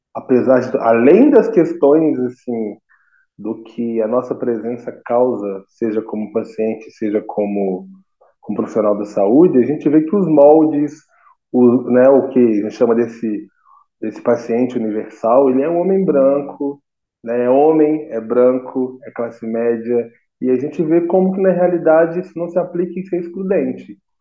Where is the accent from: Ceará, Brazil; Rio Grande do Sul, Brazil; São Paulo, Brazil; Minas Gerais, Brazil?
Minas Gerais, Brazil; also born or lived in Niterói, Rio de Janeiro; sou aqui de Minas Gerais